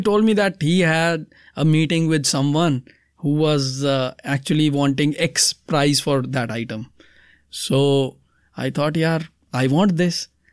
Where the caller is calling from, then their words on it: Delhi, India; I'm calling from Delhi